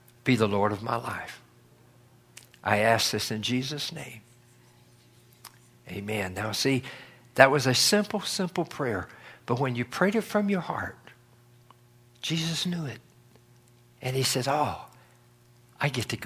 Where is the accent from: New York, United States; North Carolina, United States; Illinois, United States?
North Carolina, United States; Where I grew up in North Carolina